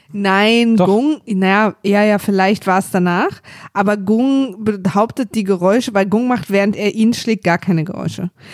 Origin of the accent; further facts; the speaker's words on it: East Germany, Germany; Ich bin Ossi, wir hatten ein Filmstudio